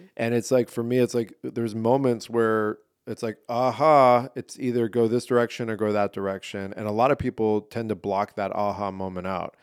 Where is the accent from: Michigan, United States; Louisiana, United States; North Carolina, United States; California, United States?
California, United States; San Diego; I didn't grow up in L A, I grew up in San Diego